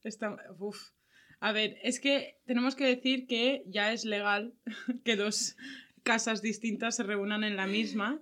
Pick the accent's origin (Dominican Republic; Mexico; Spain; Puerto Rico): Spain; Valencia, Valencian Community; nosotras somos de Valencia